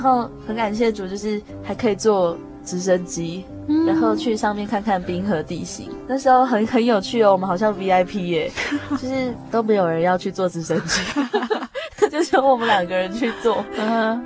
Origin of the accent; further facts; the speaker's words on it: Taiwan; 我们同样来自台湾